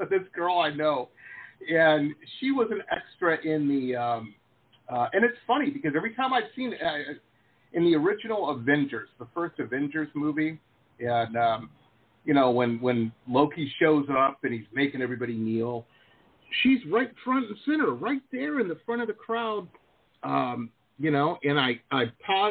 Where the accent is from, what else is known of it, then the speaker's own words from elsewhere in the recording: Detroit, Michigan, United States; moved away as an adult; also born or lived in Boston / San Diego; I grew up Metro Detroit